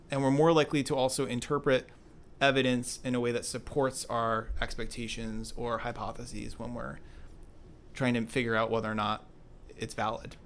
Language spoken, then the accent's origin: English; Binghamton, New York, United States; now in Cambridge, United States; Binghamton, New York, and grew up there.